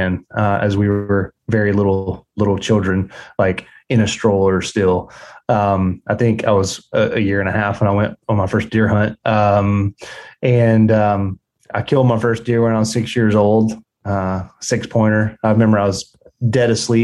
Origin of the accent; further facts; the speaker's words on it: South Georgia, United States; I grew up in South Georgia on a commercial quail plantation